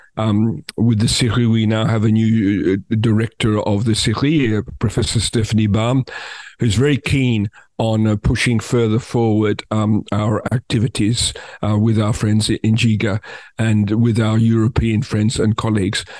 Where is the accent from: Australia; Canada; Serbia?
Australia; as somebody from Australia